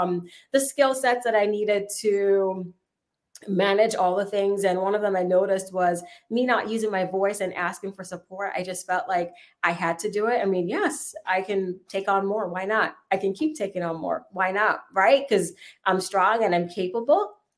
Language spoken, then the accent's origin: English; Jamaica; moved away as an adult; now in United States; I came from Jamaica to make it here in the U.S.